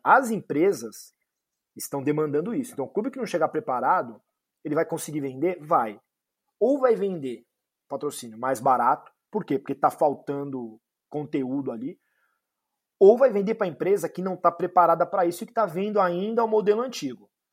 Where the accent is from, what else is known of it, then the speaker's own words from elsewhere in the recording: São Paulo, Brazil; eu sou de São Paulo